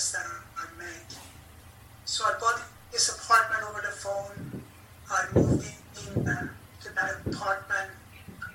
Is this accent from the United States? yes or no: no; Iran; moved away as an adult; now in Sydney, Australia; I grew up in Iran, a Muslim country.